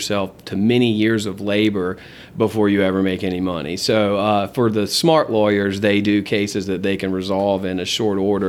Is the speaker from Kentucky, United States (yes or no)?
no; Gastonia, North Carolina, United States; also born or lived in Charlotte, North Carolina / Woodstock, Georgia; now in Georgia, United States; I was born in Charlotte and grew up in Gastonia, North Carolina until the mid-80s. And we came on down to Georgia with my father's promotion.